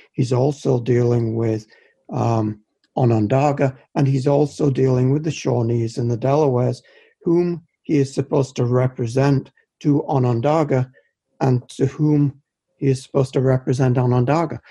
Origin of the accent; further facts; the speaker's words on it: United Kingdom; moved away; I'm British, uh, a foreigner